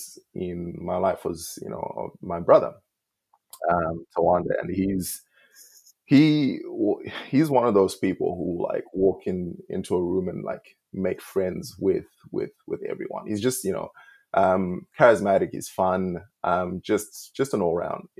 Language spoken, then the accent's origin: English; Zimbabwe; moved away as an adult; now in Australia; I was born in Zim, and my dad passed away when I was two